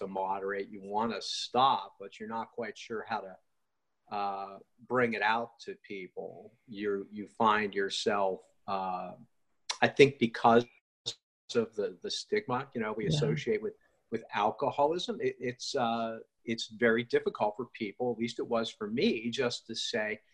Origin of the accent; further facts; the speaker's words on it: West Virginia, United States; I grew up in West Virginia.